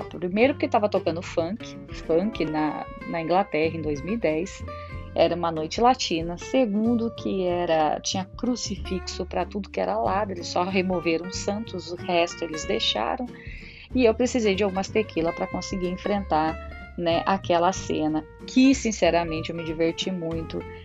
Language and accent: Portuguese; Brazil; E eu, como todo brasileiro orgulhoso, falei, eu sou do Brasil